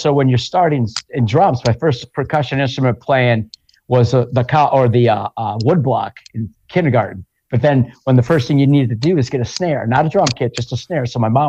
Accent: Lawler, Iowa, United States; now in Los Angeles, United States; I was born close to where hay fields are, because I'm from Iowa. I'm from a small town in Northeast Iowa, called Lawler, Iowa.

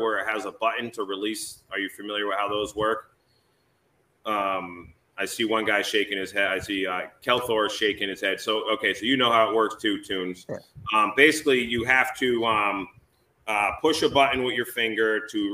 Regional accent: Massachusetts, United States; moved away as an adult; now in New Hampshire, United States; I'm originally from Massachusetts

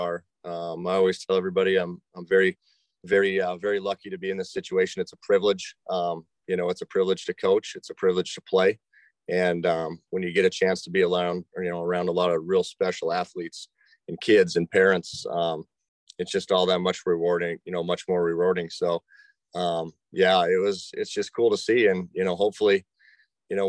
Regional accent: Billings, Montana, United States; also born or lived in Hutchinson, Kansas; I grew up in Billings and spent a lot of time here

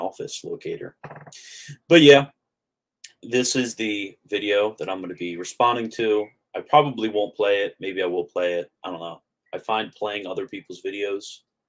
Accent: Maryland, United States; also born or lived in Florida; now in North Carolina, United States; I grew up in Maryland. Then I was in Florida.

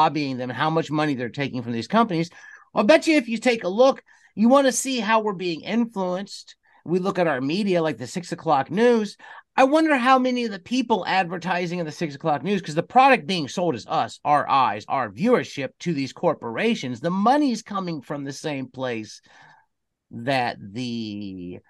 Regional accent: United States; I was raised in the United States of America

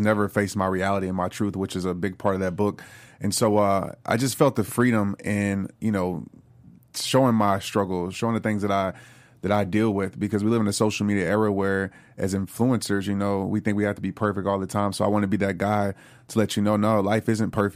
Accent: New Orleans, Louisiana, United States; When I grew up in New Orleans, I lived across the street from a Saints player

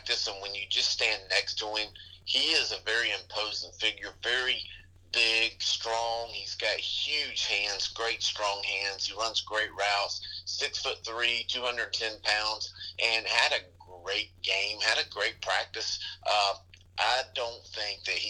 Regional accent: North Carolina, United States; growing up in North Carolina

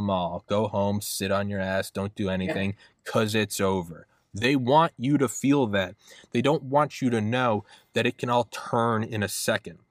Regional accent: New Hampshire, United States; now in Maryland, United States; I'm from New Hampshire

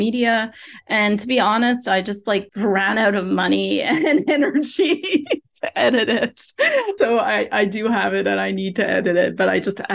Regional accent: Canada; I'm a Canadian

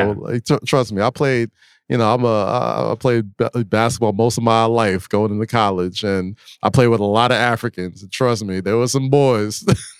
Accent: New York, United States; especially being a New Yorker.

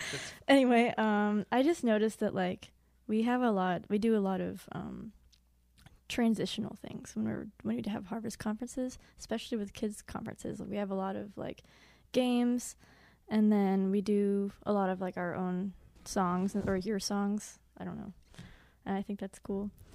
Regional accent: Edwardsville, Illinois, United States; I'm from Edwardsville, Illinois.

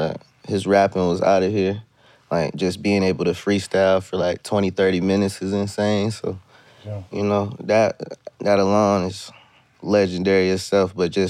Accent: Canton, Ohio, United States; I come from Ohio. I'm from Canton, Ohio.

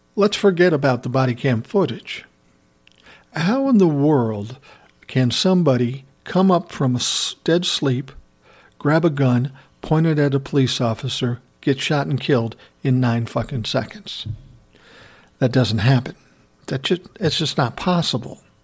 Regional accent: Minneapolis, Minnesota, United States; right here in my hometown, Minneapolis, Minnesota

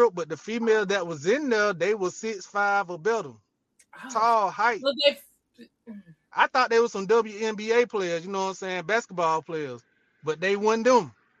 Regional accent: Auburn, Georgia, United States; I come from Auburn, Georgia. Yeah. Hey, the baby, I'm an unk. You know what I'm saying? I ain't going to tell my age, but I'm an unk.

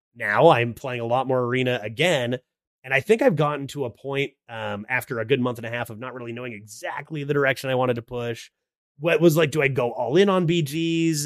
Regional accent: Canada; I am Canadian. I live in Canada.

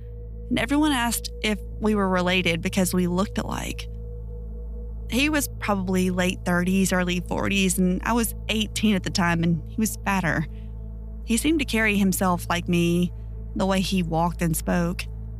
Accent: Ohio, United States; born or raised there

